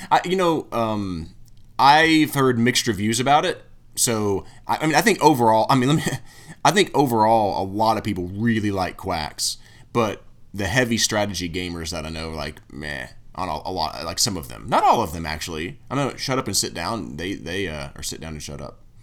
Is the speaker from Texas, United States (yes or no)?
no; Tennessee, United States; I'm from Tennessee